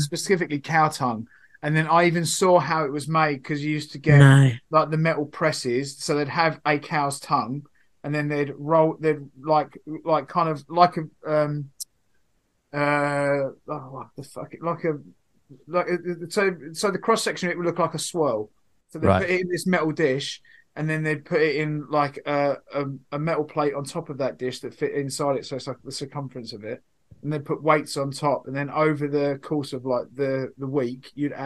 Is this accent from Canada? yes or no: no; England, United Kingdom; I'm English